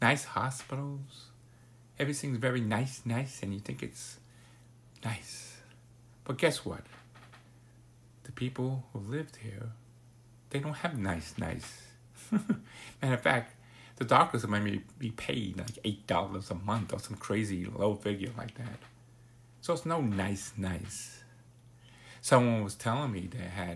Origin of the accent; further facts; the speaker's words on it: New York City, New York, United States; also born or lived in Broward County, Florida; now in Florida, United States; I came from New York City.